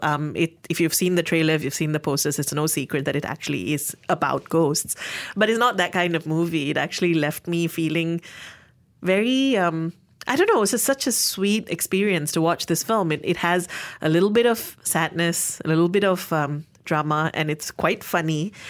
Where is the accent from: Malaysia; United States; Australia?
Malaysia; Being Malaysian